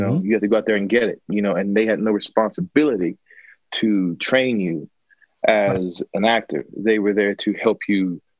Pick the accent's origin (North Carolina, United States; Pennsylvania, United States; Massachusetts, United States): North Carolina, United States; I was doing the same thing I had done in most regards, that I did growing up in North Carolina, you know, NCSA.